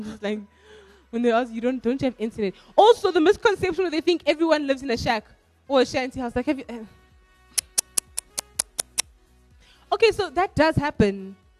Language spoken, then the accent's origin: English; DR Congo; By the way, if you don't know, I'm from Congo.